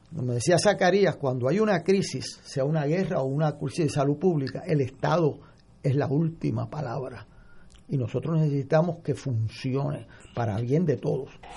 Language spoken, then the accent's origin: Spanish; Puerto Rico; como puertorriqueño